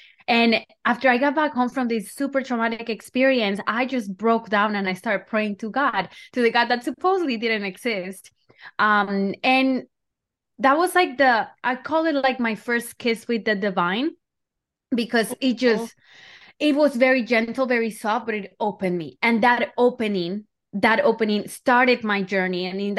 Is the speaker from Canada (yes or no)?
no; Colombia; Yeah, so I feel like I grew up in Colombia